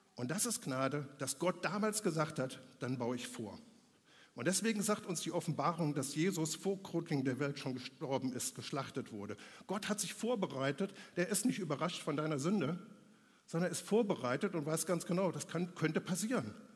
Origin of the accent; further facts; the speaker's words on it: Germany; bei uns in Deutschland